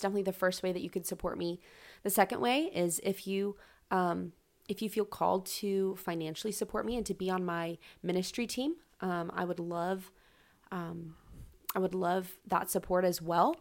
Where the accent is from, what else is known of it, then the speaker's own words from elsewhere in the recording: Charlotte, North Carolina, United States; moved away as an adult; now in Lynchburg, United States; I am from Charlotte, North Carolina.